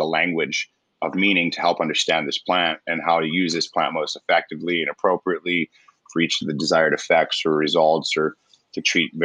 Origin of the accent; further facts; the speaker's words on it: Roswell, New Mexico, United States; moved away as an adult; also born or lived in Virginia Beach; I'm originally from Roswell, New Mexico, and when I turned 18, I joined the Navy